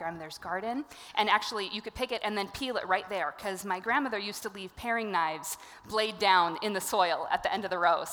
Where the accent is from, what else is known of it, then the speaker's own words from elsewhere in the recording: Bloomington, Minnesota, United States; I am a suburban girl. I grew up in Bloomington